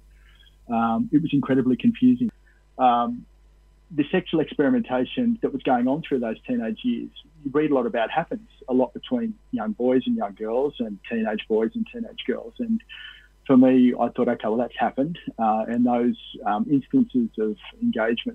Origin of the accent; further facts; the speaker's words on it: Cowra, New South Wales, Australia; rugby union, the rugby league, were the two major sports in Cowra, where I grew up, and and I ended up being a publican back in my hometown there for a while.